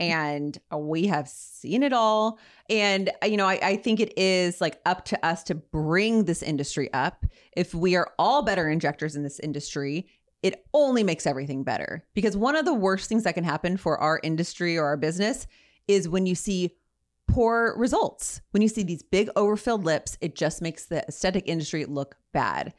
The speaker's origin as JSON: {"language": "English", "town": "Ontario", "region": "California", "country": "United States", "said": "I'm a girl from Ontario"}